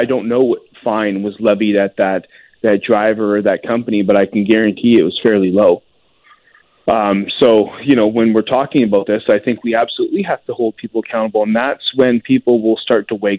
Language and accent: English; Lower Mainland, British Columbia, Canada; I grew up in the Lower Mainland